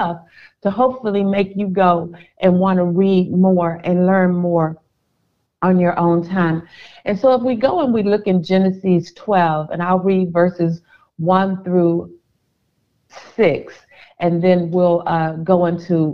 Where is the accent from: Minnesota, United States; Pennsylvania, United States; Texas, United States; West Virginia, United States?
Texas, United States; Houston; moved away as an adult; now in Dallas, United States; I know Houston, Texas, because I'm from Houston. I know the nooks. I know the crannies